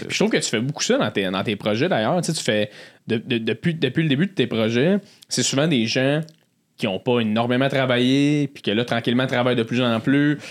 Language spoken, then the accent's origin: French; Blainville, Quebec, Canada; je viens de Blainville.